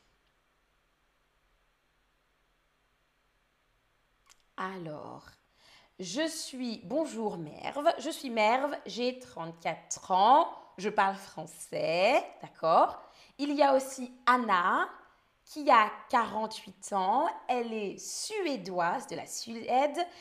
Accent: France; Je suis française. Je suis danseuse et streameuse. Je parle français, anglais et allemand.

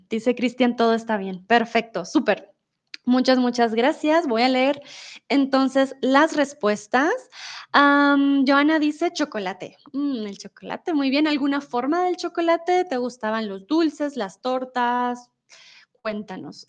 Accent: Colombia

